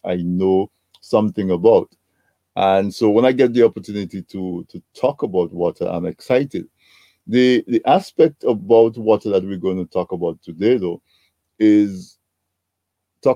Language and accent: English; Dominica; when I was a little boy growing up in Dominica